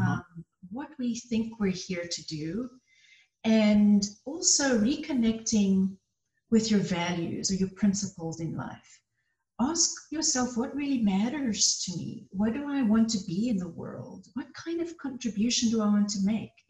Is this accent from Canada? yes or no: no; South Africa; now in United States; I came to the US from South Africa.